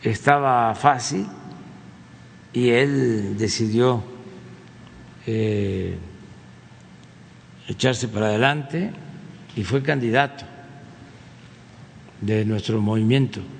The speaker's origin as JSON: {"language": "Spanish", "region": "Quintana Roo", "country": "Mexico", "said": "soy de Quintana Roo, que es un estado que quiero mucho porque es una gente muy solidaria, muy fraterna"}